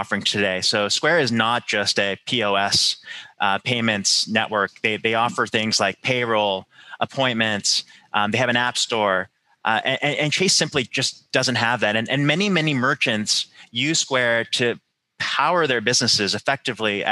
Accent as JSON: {"language": "English", "country": "Canada", "tie": "born or raised there", "said": "I'm Canadian, so I grew up with this"}